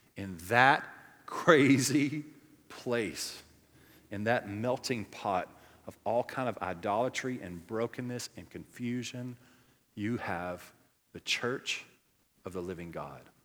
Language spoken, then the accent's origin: English; Cajun, Louisiana, United States; I'm Cajun to the core.